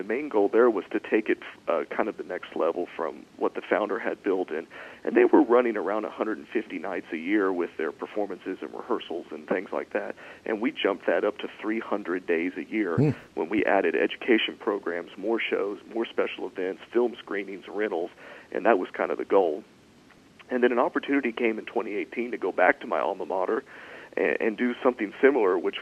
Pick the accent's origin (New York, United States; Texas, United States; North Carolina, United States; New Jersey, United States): Texas, United States; Fredericksburg; moved away as an adult; now in Mississippi, United States; I'm originally from Texas, and I come from down in the Texas Hill Country in Fredericksburg.